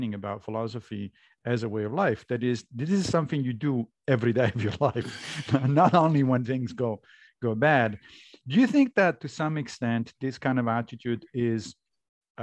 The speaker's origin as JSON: {"language": "English", "town": "Rome", "region": "Lazio", "country": "Italy", "tie": "born or raised there", "said": "I grew up Catholic in Rome."}